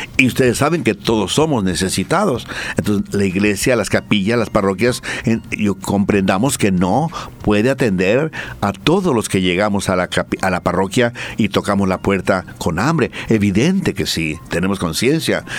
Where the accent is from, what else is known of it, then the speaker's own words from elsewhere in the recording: Mexico; now in Bolivia; Las grandes universidades la fundaron los, los sacerdotes, los franciscanos, los eh, dominicos, los mercedarios, los agustinos. Estoy hablando de mi tierra.